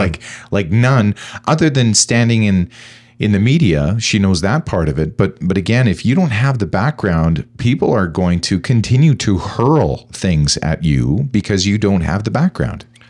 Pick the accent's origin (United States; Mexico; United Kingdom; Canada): Canada; as a Canadian